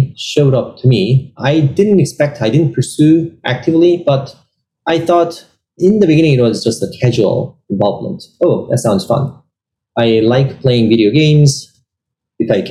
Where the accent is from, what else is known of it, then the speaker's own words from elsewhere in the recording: South Korea; moved away as an adult; now in California, United States; I was born in South Korea and I grew up there